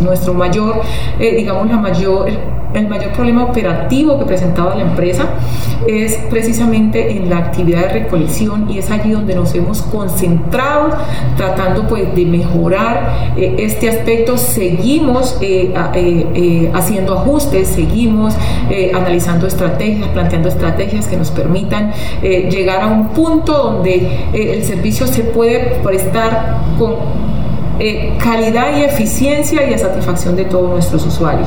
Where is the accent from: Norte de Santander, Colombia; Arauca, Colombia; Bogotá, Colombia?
Arauca, Colombia; como araucana tengo un gran compromiso con mi tierra, con mis usuarios, con mi ciudad